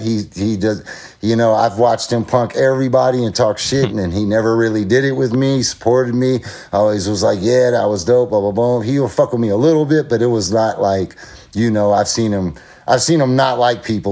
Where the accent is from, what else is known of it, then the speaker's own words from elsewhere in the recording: El Cerrito, California, United States; I grew up in a town called El Cerrito, California, which is like in the East Bay